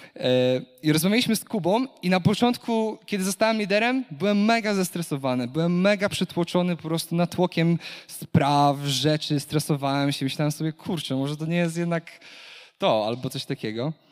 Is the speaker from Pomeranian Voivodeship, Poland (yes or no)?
yes; Kashubia, Pomeranian Voivodeship, Poland; jestem Kaszubem, jestem czystej krwi Kaszubem